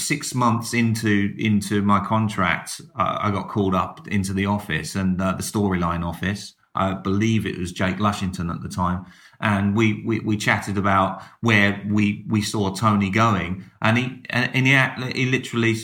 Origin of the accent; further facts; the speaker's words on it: Dartford, South East England, United Kingdom; I come from Dartford, which is about an hour and a half up the motorway.